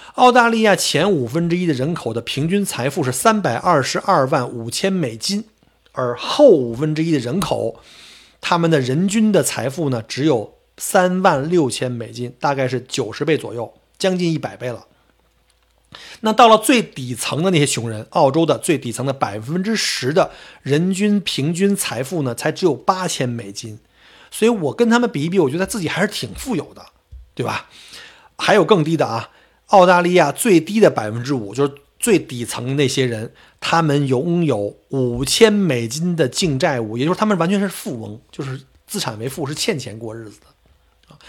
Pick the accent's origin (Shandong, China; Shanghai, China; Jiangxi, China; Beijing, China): Beijing, China; accent: Beijing dialect; now in Australia; 我们北京话叫倒挂